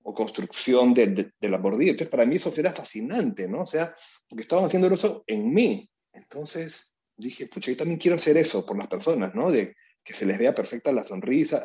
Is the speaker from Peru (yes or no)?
yes; Peru; Yo soy eh, un peruano